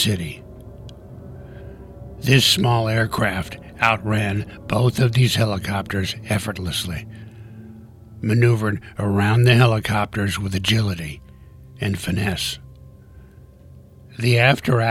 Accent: Tucson, Arizona, United States; Tucson, Arizona, my hometown where I'm recording this podcast

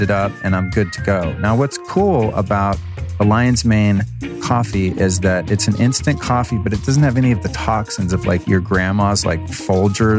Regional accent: Denver, Colorado, United States; I was born in Denver, Colorado at 7:30 a.m.

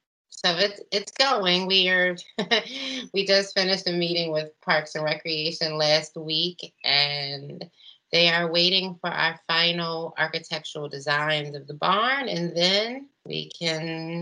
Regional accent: Philadelphia, Pennsylvania, United States; growing up on Fletcher Street

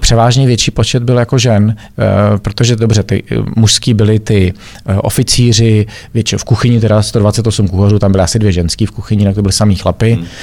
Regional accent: Czechia; moved away as an adult; also born or lived in Germany; Já jsem se dlouho plavil jako jediný Čech

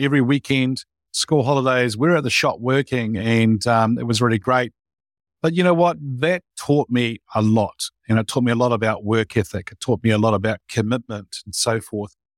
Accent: New Zealand; I was born in New Zealand and grew up here and, uh, went to school and college in New Zealand

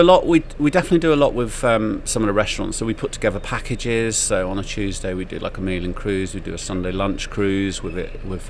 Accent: Clun, West Midlands, United Kingdom; also born or lived in London; Shropshire born and bred. Mm-hmm. Um, I grew up around Clun Bishop's Castle area.

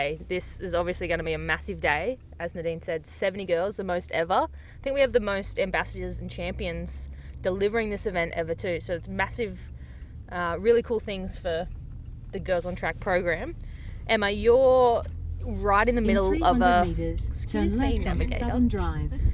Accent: Melbourne, Victoria, Australia; I'm from Melbourne.

